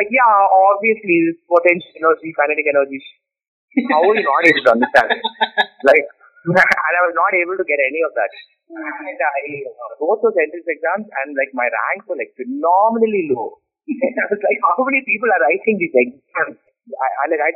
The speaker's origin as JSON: {"language": "English", "town": "Chennai", "region": "Tamil Nadu", "country": "India", "tie": "born or raised there", "moved": "yes", "lives_now": "Bangalore, India", "said": "I'm from Chennai"}